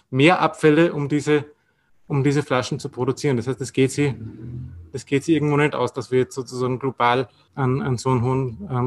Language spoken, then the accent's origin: German; Austria; Bei uns in Österreich ist, ist es meistens gleichzusetzen, aber auch nicht immer.